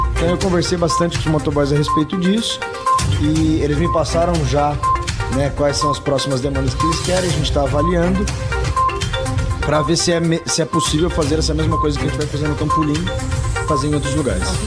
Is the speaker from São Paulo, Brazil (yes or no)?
yes; Sorocaba, São Paulo, Brazil; não nasci em Sorocaba, mas vim para Sorocaba muito pequena